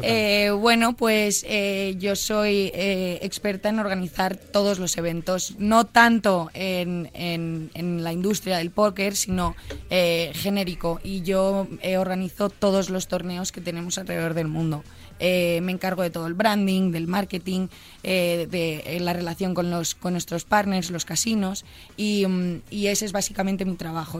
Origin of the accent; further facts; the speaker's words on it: Pozuelo de Alarcón, Community of Madrid, Spain; moved away as an adult; now in Miami, United States; De Pozuelo Alarcón. He crecido, he nacido y crecido en Pozuelo